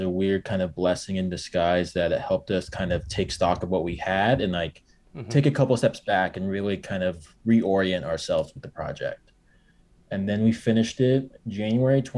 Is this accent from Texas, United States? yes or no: no; Arizona, United States; moved away; I'm from Arizona